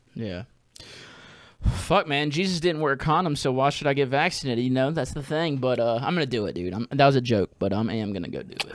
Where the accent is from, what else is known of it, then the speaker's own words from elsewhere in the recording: Jackson, Mississippi, United States; now in New Orleans, United States; I'm from there. That's, that's where I was raised.